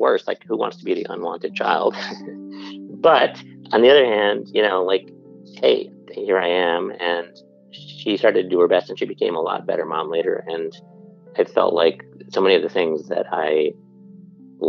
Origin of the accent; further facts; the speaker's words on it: Buffalo, New York, United States; The first house I grew up in was in Buffalo, New York